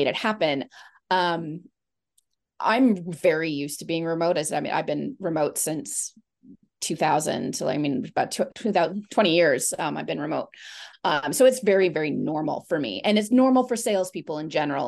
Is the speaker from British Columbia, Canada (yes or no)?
yes; Vancouver, British Columbia, Canada; I was born and raised in Vancouver, Canada